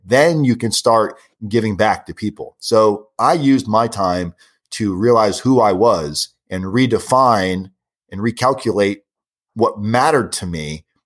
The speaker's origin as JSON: {"language": "English", "region": "South Florida", "country": "United States", "said": "I'm from South Florida"}